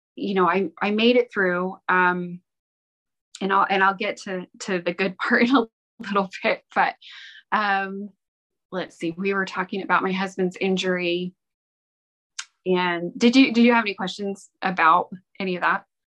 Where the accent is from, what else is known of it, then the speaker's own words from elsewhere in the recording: Ogden, Utah, United States; I was born and raised in Ogden, Utah